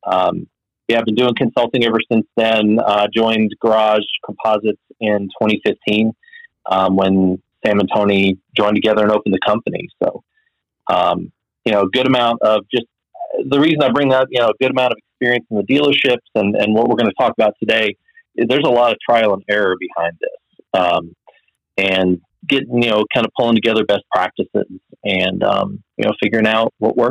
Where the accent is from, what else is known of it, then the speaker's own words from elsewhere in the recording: Cape Town, Western Cape, South Africa; now in United States; I grew up overseas in South Africa, Cape Town, South Africa.